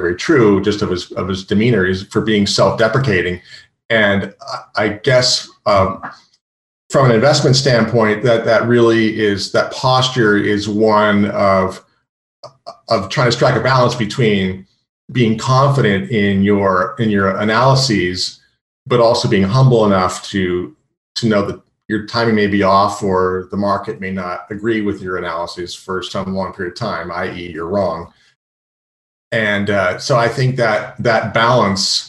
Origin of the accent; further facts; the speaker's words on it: California, United States; moved away as an adult; also born or lived in San Francisco / New York; I'm from California and I always felt like an outsider on Wall Street